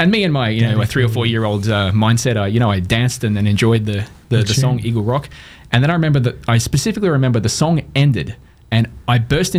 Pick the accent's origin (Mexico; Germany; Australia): Australia; Townsville, Queensland; moved away as an adult; also born or lived in Adelaide / Brisbane / England / Sydney; now in Montreal, Canada; I'm from Townsville. Actually, I was born in Adelaide, but grew up in Townsville. Spent most of my childhood and teenage years here in the city.